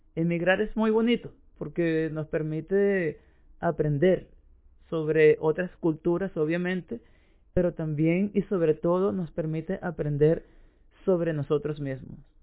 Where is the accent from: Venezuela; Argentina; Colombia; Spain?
Venezuela; moved away as an adult; now in Uruguay; como yo que emigré de Venezuela a Uruguay